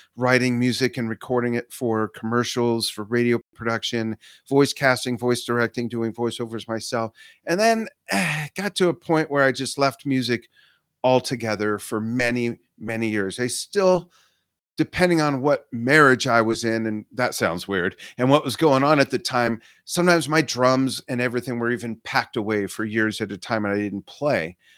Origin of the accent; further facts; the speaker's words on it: Los Angeles, California, United States; also born or lived in Inglewood, California; I grew up in the San Fernando Valley